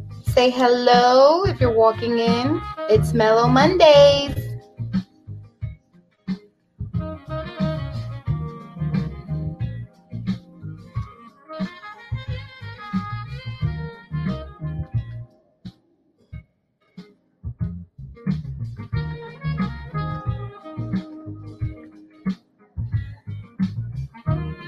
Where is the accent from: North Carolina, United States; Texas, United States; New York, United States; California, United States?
New York, United States; New York City; also born or lived in Brooklyn / Bronx; I was born in Brooklyn, raised in Washington Heights, and now I live in the Bronx